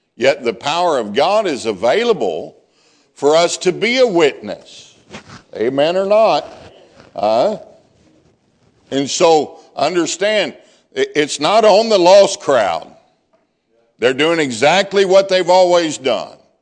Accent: Deep South, United States; I'm from the deep South

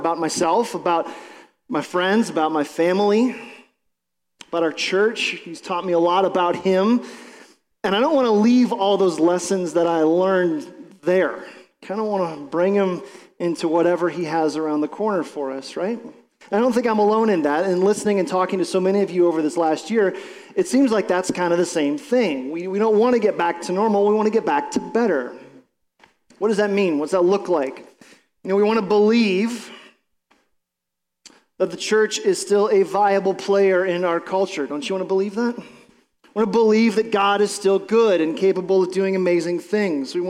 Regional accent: Ohio, United States; we're from Ohio

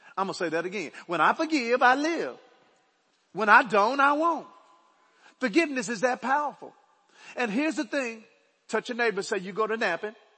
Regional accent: Dallas, Texas, United States; I was born in Oak Cliff, Dallas. Right? I grew up on 2524 Overton Road.

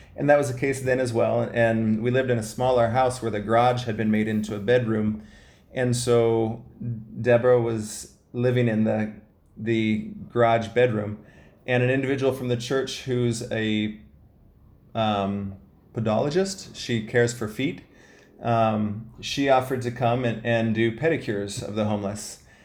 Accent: Ohio, United States; I'm the youngest of five kids. I was raised in Ohio

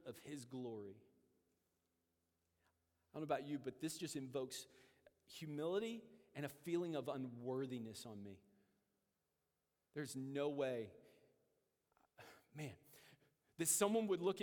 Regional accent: United States; as American believers

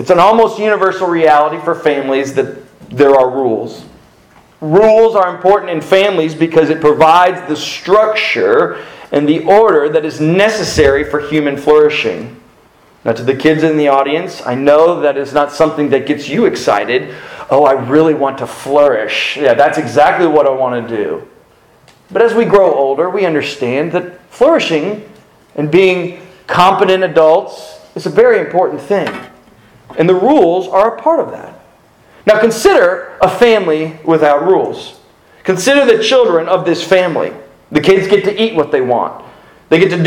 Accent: South Florida, United States; I grew up in South Florida

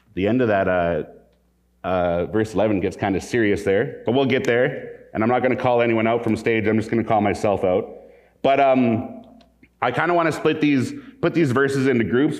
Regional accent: Calgary, Alberta, Canada; I grew up in Calgary, Alberta. I've been in Western Canada most of my life, well, all of my life

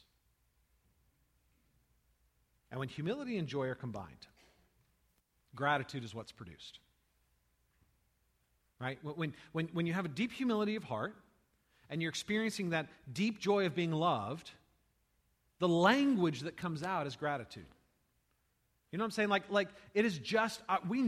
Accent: United States; I'm an American.

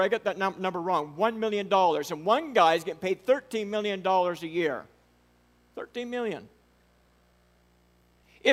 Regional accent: United States; I'm a redneck from Charlotte County

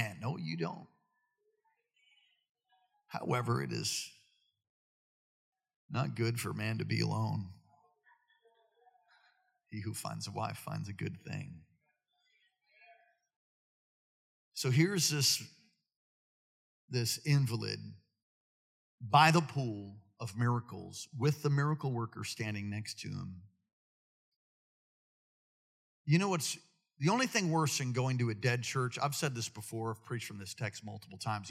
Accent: New York City, New York, United States; moved away; I'm from New York City

